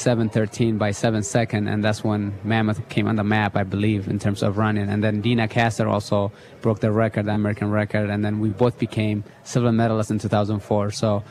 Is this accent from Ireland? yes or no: no; Italy; English is a second language; also born or lived in Eritrea; now in United States; No, I used to play soccer a little bit when I was in Eritrea, but in Italy growing up in Italy, I also played soccer